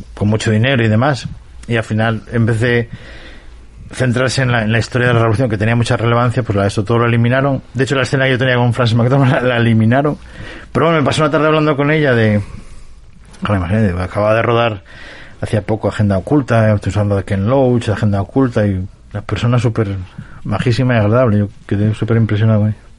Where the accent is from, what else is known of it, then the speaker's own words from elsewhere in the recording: Cacabelos, Castile and León, Spain; also born or lived in London; now in Oviedo, Spain; me trasladé desde mi pueblo natal, Cacabelos, hasta, hasta, hasta Oviedo